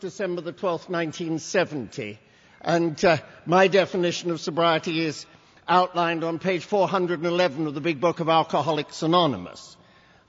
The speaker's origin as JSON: {"language": "English", "region": "England", "country": "United Kingdom", "tie": "born or raised there", "moved": "yes", "lives_now": "United States", "said": "English by birth"}